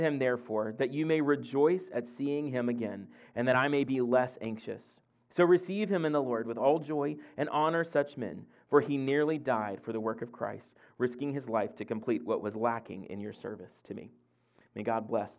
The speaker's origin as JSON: {"language": "English", "region": "Mississippi", "country": "United States", "tie": "born or raised there", "moved": "as an adult", "lives_now": "Fredericksburg, United States", "said": "I grew up in Olo, Mississippi"}